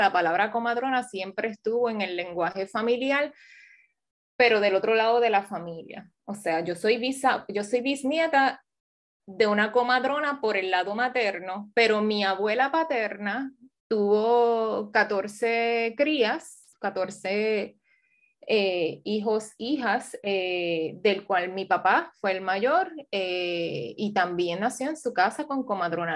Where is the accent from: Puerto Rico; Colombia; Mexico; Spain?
Puerto Rico; Ciales; also born or lived in Washington, United States; soy una puertorriqueña, criada en Ciales en gran parte de mi niñez